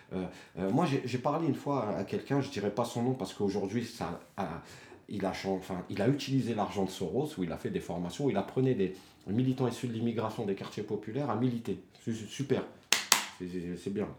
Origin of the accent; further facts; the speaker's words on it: Dammarie-les-Lys, Île-de-France, France; now in Choisy-le-Roi, France; il y a des petites villes comme chez nous, à Damarie